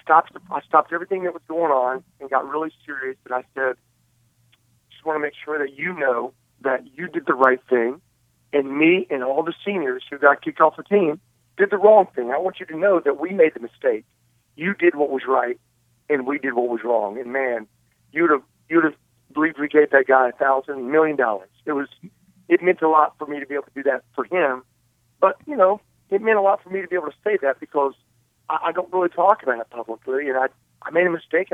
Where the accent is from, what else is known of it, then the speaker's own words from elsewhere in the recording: Princeton, West Virginia, United States; moved away; I was doing a premiere in my hometown of Princeton, West Virginia.